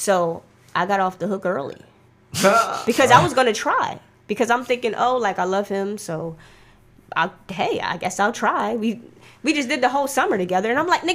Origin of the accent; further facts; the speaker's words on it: Philadelphia, Pennsylvania, United States; moved away as an adult; now in Atlanta, United States; I'm from Philly.